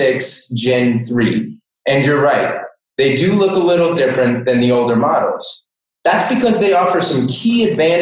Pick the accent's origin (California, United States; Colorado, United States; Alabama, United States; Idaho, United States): Colorado, United States; Denver; also born or lived in Montana; now in Ohio, United States; I actually grew up in Denver, Colorado